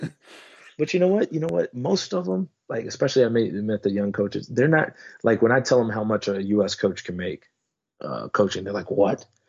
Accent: United States; moved away as an adult; now in Netherlands; me being American

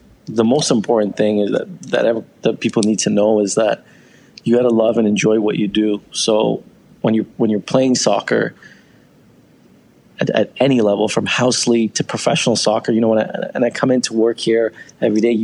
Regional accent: Iran; also born or lived in Canada; now in Toronto, Canada; I was born in Iran, and you know, we left in 96

